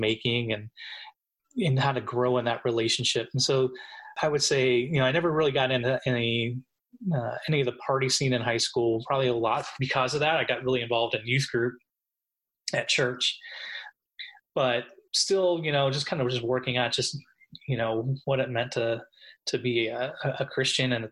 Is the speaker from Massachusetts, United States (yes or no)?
no; Pittsburgh, Pennsylvania, United States; I grew up just outside of Pittsburgh, Pennsylvania